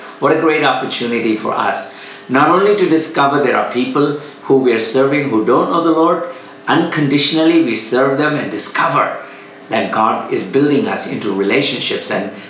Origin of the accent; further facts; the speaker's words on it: Chennai, Tamil Nadu, India; from Chennai, India